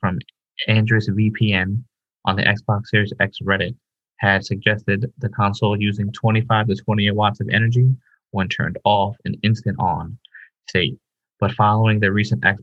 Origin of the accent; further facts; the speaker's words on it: Ireland; moved away; as an Irish guy